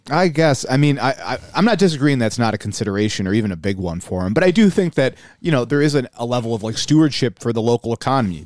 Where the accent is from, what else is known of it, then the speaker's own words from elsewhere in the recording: Buffalo, New York, United States; We're from Buffalo